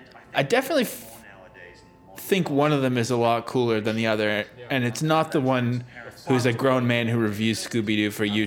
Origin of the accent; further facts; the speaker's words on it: Canada; as a Canadian do I feel proud to share a nation with him